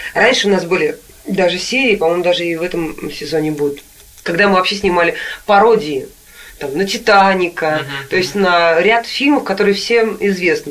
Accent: Nizhny Novgorod, Nizhny Novgorod Oblast, Russia; moved away; Я сама когда-то в детстве в Нижнем Новгороде жила в такой двухэтажной квартире

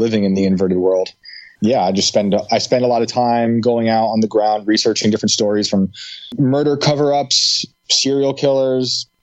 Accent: West Point, New York, United States; moved away as an adult; also born or lived in Pine Bush, New York / Hudson Valley, New York; now in West Virginia, United States; I grew up in West Point, New York, with the military academy.

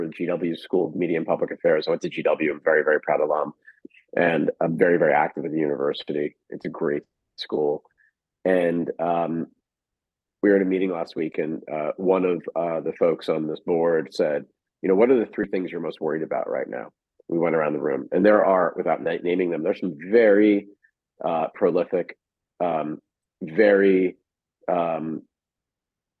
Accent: United States; As an American Jew, as the son of a Holocaust survivor

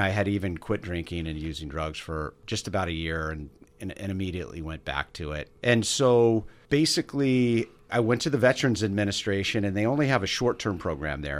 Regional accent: Bay Area, California, United States; also born or lived in Los Gatos, California / Santa Cruz, California; now in San Diego, United States; Yes, I grew up in the Bay Area. Born in Los Gatos, then moved

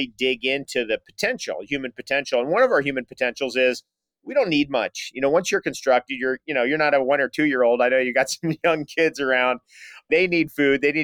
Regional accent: San Diego, California, United States; Being from San Diego, I think we're both from San Diego

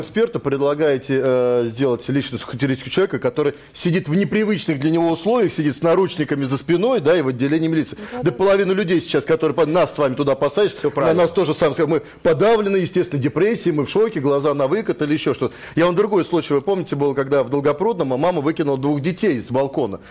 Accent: Moscow, Russia; я родился в Москве, я жил, живу здесь все это время.

